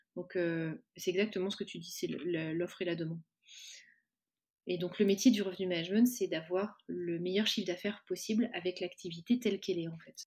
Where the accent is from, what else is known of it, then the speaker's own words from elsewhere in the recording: Cholet, Pays de la Loire, France; je suis originaire de l'ouest de la France, originaire de, Cholet